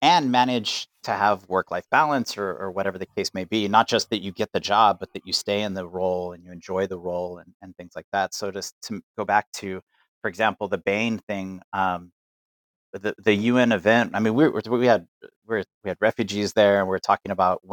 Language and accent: English; El Paso, Texas, United States; I would say I'm from El Paso, Texas.